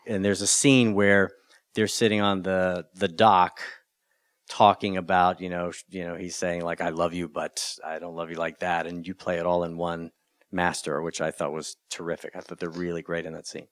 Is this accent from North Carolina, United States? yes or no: yes; North Carolina, United States; I grew up in North Carolina